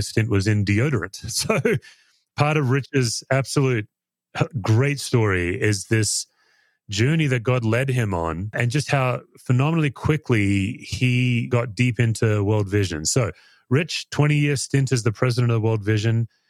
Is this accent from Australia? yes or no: yes; Australia; as an Aussie